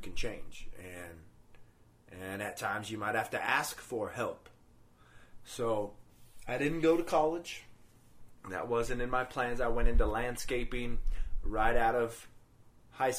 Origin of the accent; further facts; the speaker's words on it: Greeley area, Denver metro area, Colorado, United States; now in Denver, United States; we actually always went to church until we moved away from the Greeley area up to the metro area of Denver. And then, of course, once we came up here